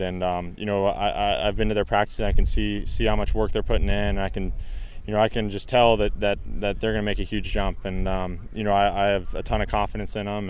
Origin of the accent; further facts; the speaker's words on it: Bay Area, Northern California, United States; I'm from the Bay Area, you know, which is, which is Northern California